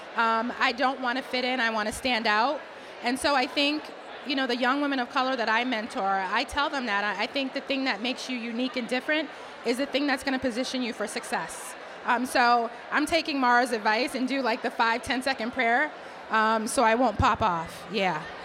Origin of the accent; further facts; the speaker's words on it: Boston, Massachusetts, United States; accent: Boston; the only code switching I ever I've ever done is to try to hide my Boston accent because when I get upset, I drop all the R's